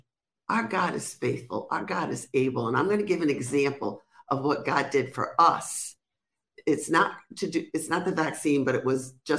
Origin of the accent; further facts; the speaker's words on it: Rhode Island, United States; accent: Rhode Island; now in Florida, United States; I'm from Rhode Island, but I sound like I'm from New York.